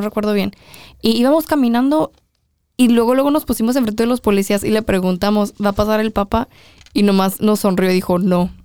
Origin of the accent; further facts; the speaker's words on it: Mexico; todos éramos mexicanos